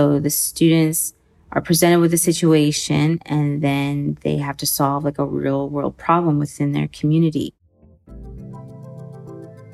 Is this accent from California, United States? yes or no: yes; between the Bay Area and Sacramento, California, United States; moved away as an adult; also born or lived in Sudan; now in Kuwait; I was born and raised in the States in between the Bay Area and Sacramento